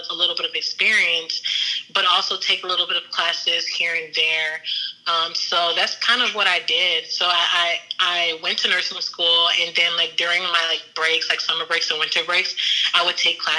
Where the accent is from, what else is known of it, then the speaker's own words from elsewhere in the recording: Houston, Texas, United States; I'm from Houston